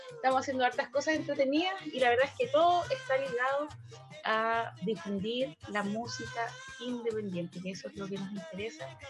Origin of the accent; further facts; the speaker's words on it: Valparaíso, Chile; soy de Valparaíso